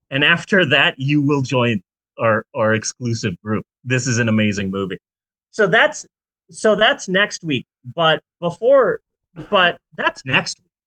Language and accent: English; Phoenix, Arizona, United States; moved away; I'm from Phoenix.